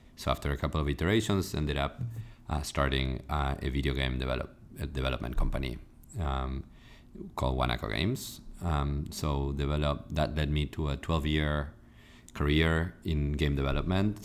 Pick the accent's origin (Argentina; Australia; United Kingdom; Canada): Argentina; moved away as an adult; now in United States; I'm originally from Argentina